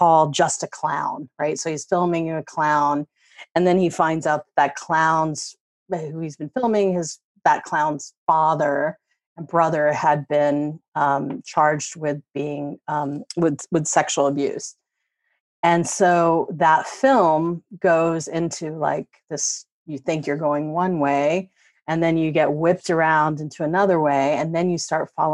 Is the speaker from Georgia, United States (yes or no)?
yes; Georgia, United States; also born or lived in New York City; I grew up in Georgia, I grew up in the South